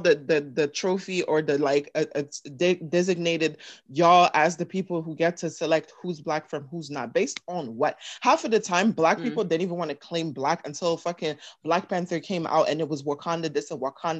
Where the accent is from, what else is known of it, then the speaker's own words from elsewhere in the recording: Canada; now in United States; I'm Canadian or I'm Congolese